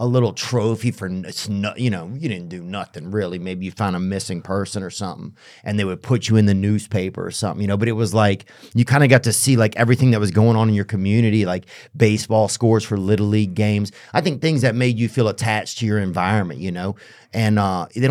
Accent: Covington, Louisiana, United States; moved away; I'm from Louisiana, from Covington, Louisiana

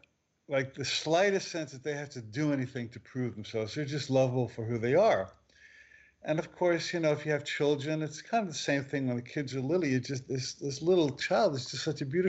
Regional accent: New Jersey, United States; moved away; also born or lived in Maui; I grew up in New Jersey

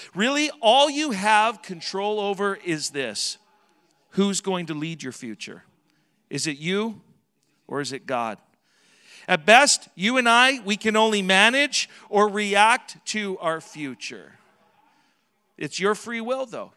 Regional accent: Southern Alberta, Canada; now in Edmonton, Canada; I was raised in Southern Alberta

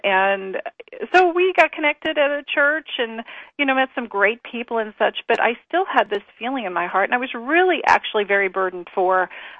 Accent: Indianapolis, Indiana, United States; we came from Indianapolis, Indiana, and pretty much in the heart of, you know, the Bible Belt, very Christian community, and then we moved out here

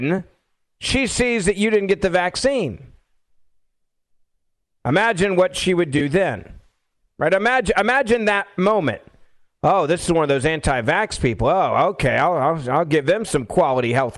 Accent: Memphis, Tennessee, United States; My hometown, Memphis, Tennessee

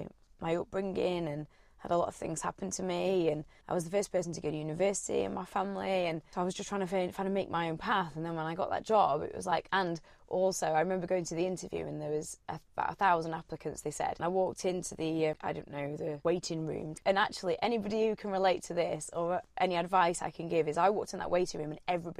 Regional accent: Sheffield, Yorkshire and the Humber, United Kingdom; now in London, United Kingdom; I'm from Sheffield

